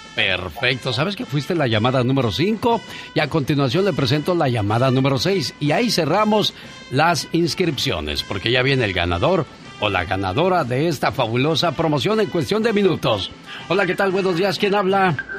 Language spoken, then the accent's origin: Spanish; Guerrero, Mexico; mi mamá nos hacía el pozole allá en Guerrero